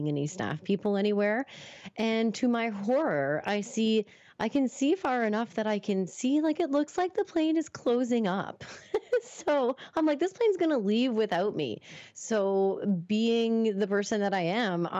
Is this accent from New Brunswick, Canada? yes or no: yes; Moncton, New Brunswick, Canada; also born or lived in Toronto; I was moving back home after finishing up college in Toronto. So I was moving from Toronto back to Moncton